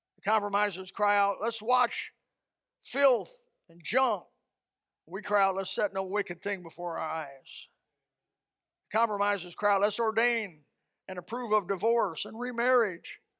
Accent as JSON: {"language": "English", "region": "Indiana", "country": "United States", "tie": "born or raised there", "moved": "yes", "said": "Indiana, my home state"}